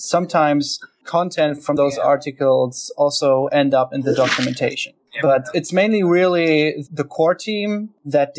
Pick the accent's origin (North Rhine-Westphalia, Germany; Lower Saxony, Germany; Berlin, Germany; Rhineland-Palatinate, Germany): Lower Saxony, Germany; Hanover; I'm from Hanover, Germany